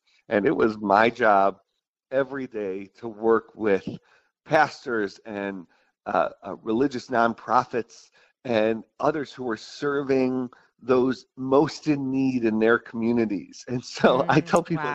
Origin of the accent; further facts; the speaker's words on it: Buffalo, New York, United States; I grew up in Buffalo, New York